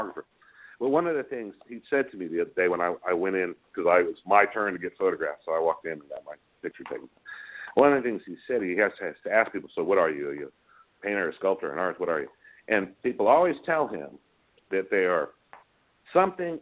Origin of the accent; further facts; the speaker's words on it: San Antonio, Texas, United States; I grew up in San Antonio, and just being in Texas